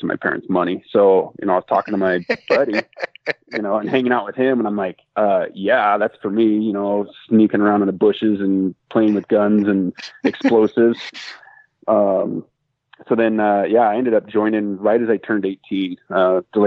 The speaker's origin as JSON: {"language": "English", "region": "Washington", "country": "United States", "tie": "born or raised there", "also_born_or_lived": "California", "said": "when my dad retired from LAPD, I think 22 years, we moved up to Washington State. And I finished elementary school, middle school, high school, all that stuff"}